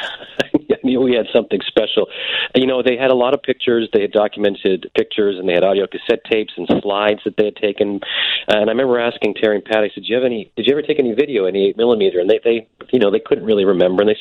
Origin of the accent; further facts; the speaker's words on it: Canada; I grew up in Canada